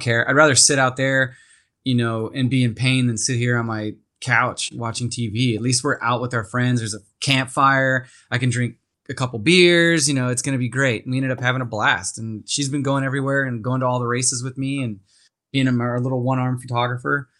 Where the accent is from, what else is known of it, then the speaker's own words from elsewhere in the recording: Castaic, California, United States; I grew up in Santa Clarita, out in a little town called Castaic.